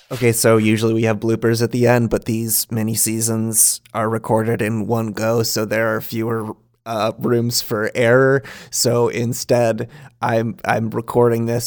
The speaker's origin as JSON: {"language": "English", "region": "Michigan", "country": "United States", "said": "I'm from Michigan."}